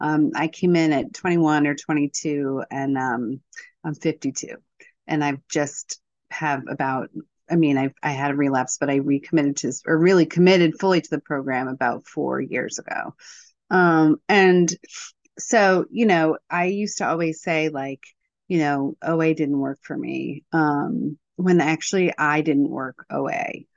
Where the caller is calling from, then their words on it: Virginia, United States; I'm calling in from Virginia.